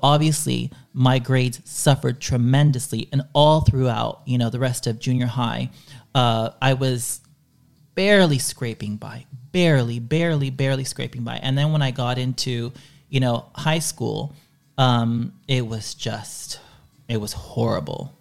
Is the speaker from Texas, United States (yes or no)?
yes; Dallas, Texas, United States; first language Spanish; English is a second language; moved away; the area where I was growing up in Dallas